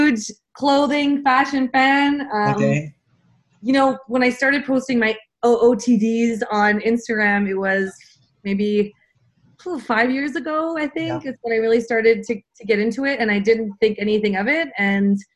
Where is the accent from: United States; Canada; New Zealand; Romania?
Canada; Montreal, Quebec; I am born and raised in Montreal.